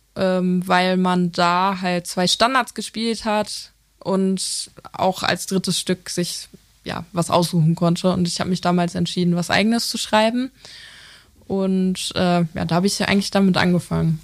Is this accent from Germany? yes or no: yes; Lippstadt, North Rhine-Westphalia, Germany; moved away as an adult; also born or lived in Essen; now in Cologne, Germany; Ich äh, komme aus Lippstadt. Das ist ähm, zwischen ja, zwischen Soest und Paderborn.